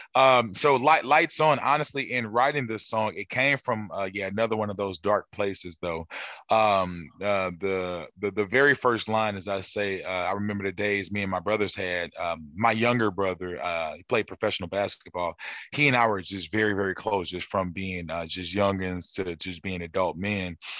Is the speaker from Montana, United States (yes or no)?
no; St. Louis, Missouri, United States; also born or lived in Memphis, Tennessee; St. Louis, Missouri, originally